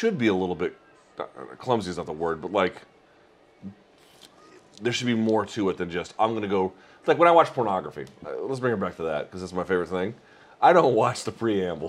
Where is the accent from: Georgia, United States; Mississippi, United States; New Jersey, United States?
Georgia, United States; I grew up in Georgia